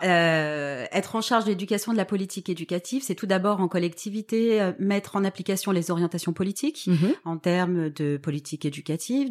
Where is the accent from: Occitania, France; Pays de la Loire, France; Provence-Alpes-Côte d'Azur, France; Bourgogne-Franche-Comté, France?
Provence-Alpes-Côte d'Azur, France; Toulon; je viens de Toulon, donc qui est euh, une ville que tout le monde connaît près de, près de Marseille.